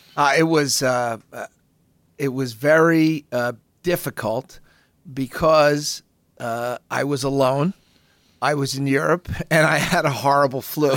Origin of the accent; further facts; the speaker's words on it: United States; I'm an American